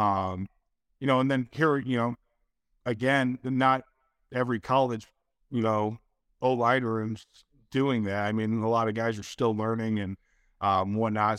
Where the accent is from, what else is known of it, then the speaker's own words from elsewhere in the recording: Detroit, Michigan, United States; I'm from Detroit or outside of Detroit